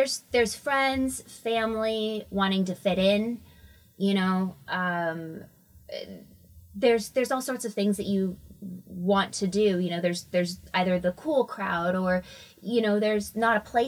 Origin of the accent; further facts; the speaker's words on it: San Diego, California, United States; I'm from the San Diego area. I just call myself a Cali girl because I've lived kind of in various parts throughout my life. So, but Southern California is where I was born